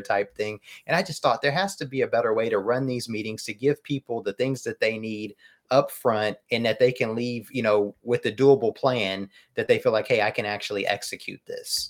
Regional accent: United States; as American consumers

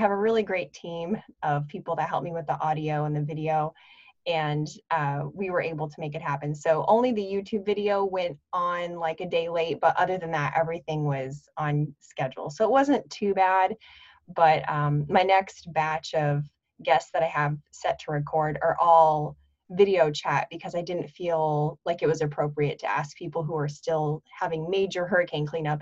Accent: Nebraska, United States; also born or lived in North Florida; now in Pensacola, United States; I grew up in Nebraska

